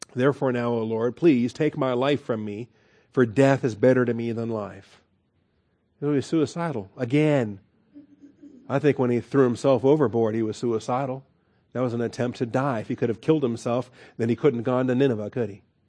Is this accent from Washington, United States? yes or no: yes; Washington, United States; now in Texas, United States; I grew up in Washington